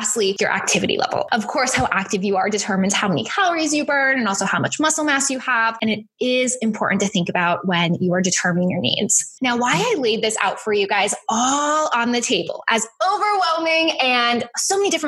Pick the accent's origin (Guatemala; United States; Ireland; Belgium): United States; Boston, Massachusetts; accent: Boston; moved away; my Boston accent